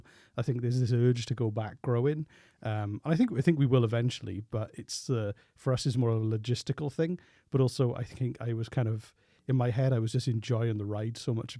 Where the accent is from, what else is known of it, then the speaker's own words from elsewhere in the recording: Blackwood, Wales, United Kingdom; I am from Blackwood.